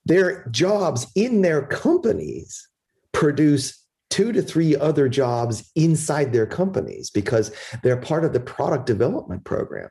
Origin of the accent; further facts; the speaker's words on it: Chicago, Illinois, United States; moved away; also born or lived in Philadelphia; They came here in 1960 and immigrated to Chicago, which is where I was born in 62